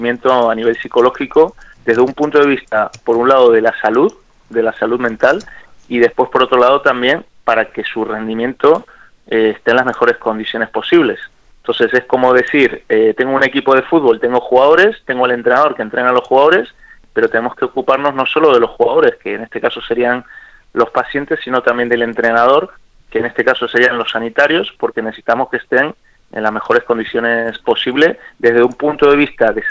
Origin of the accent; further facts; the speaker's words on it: Argentina; te hago corta la conversación como soy argentino